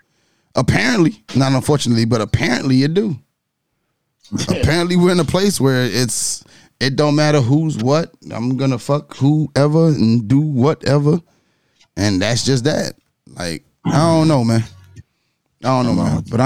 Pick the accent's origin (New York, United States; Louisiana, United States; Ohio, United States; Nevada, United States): New York, United States; I'm from New York.